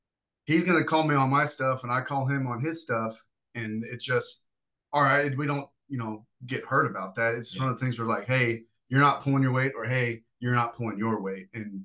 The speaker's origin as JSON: {"language": "English", "town": "Spring", "region": "Texas", "country": "United States", "tie": "born or raised there", "also_born_or_lived": "Kansas"}